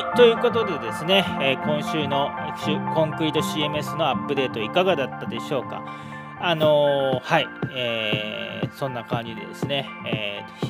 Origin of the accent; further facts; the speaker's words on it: Yokkaichi, Mie, Japan; now in Iwakura, Japan; 僕の地元四日市では